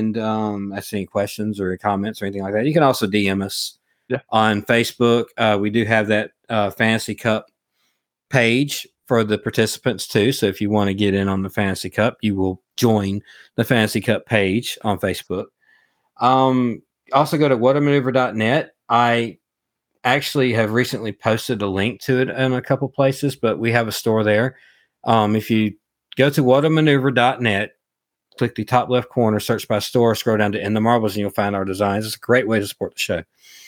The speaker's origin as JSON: {"language": "English", "region": "the South", "country": "United States", "accent": "Southern", "said": "they do like to rag me a little bit about my Southern accent."}